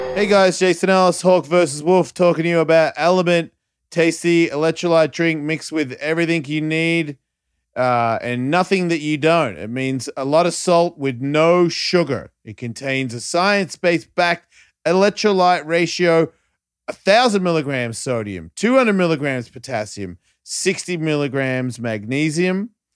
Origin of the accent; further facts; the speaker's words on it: Australia; being an Australian